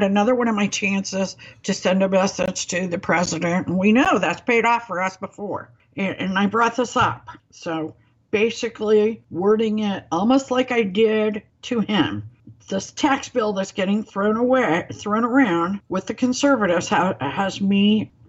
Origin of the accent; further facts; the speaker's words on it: Springfield, Missouri, United States; my hometown